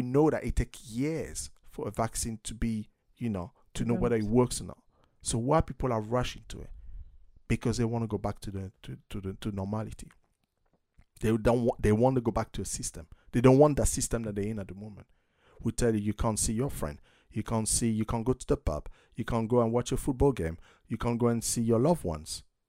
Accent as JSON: {"language": "English", "country": "United States", "said": "So, you know, I'm American."}